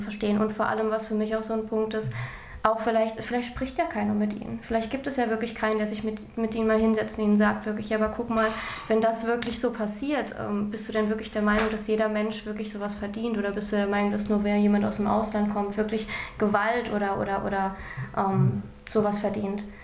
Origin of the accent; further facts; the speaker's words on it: Germany; ich bin in Deutschland geboren